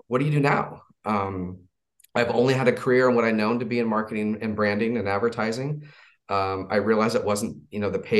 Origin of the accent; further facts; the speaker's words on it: Southern California, United States; So I was raised in California, Southern California